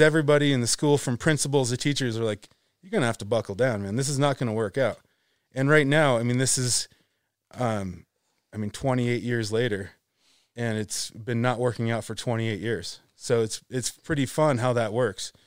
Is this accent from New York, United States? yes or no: yes; Buffalo, New York, United States; moved away; also born or lived in Vermont; growing up in Buffalo